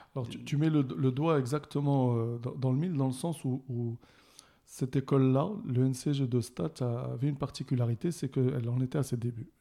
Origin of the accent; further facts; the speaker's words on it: Casablanca, Casablanca-Settat, Morocco; also born or lived in Rabat; j'ai passé mon enfance plutôt à Casablanca.